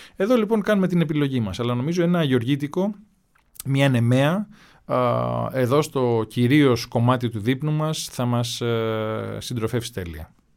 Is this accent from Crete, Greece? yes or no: no; Kefalonia, Ionian Islands, Greece